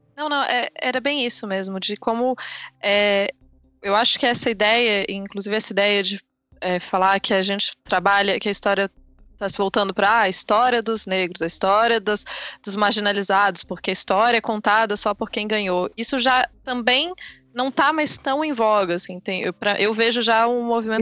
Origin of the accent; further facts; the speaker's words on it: Brazil; eu me entendo como brasileira